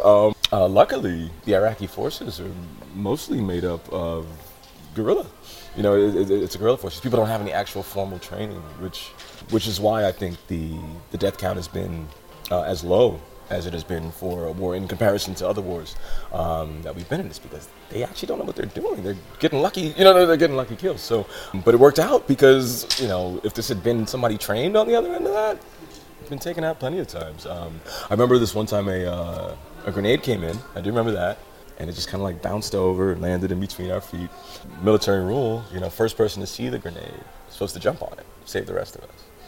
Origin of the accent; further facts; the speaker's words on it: Seattle, Washington, United States; I was born in West Seattle, uh, across the bridge. Not a bad neighborhood at all. Pretty nice.